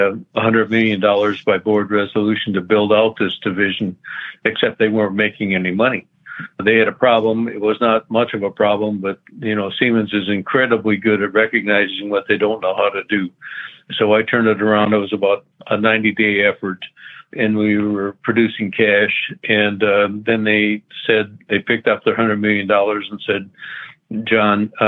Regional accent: Minnesota, United States; moved away as an adult; now in Texas, United States; I'm a native Minnesotan person

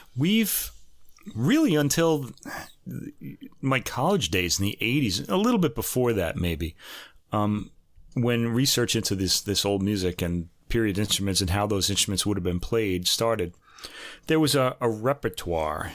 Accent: New York, United States; growing up in New York

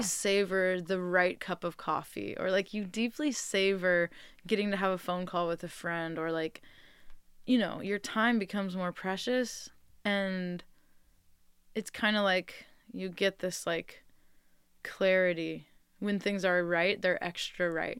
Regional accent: Bay Area, California, United States; moved away as an adult; now in Enterprise, United States; I grew up in the Bay Area

